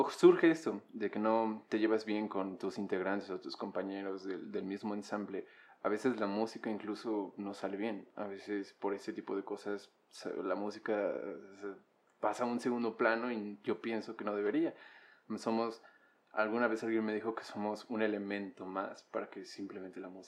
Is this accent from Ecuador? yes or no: no; Sinaloa, Mexico; Pues soy de Sinaloa.